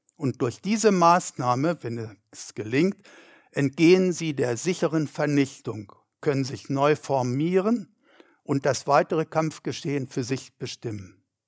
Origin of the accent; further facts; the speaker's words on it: Germany; 80 Kilometer weit weg von dem Ort, wo ich wohnte, in meiner Heimatstadt.